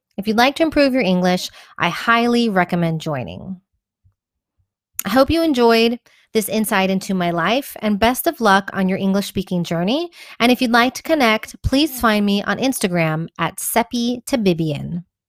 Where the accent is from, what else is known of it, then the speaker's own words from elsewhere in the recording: Houston, Texas, United States; accent: American; moved away as an adult; also born or lived in Cordoba, Spain; now in Madrid, Spain; I'm originally from Houston, Texas, but my mother's from Colombia and my father from Iran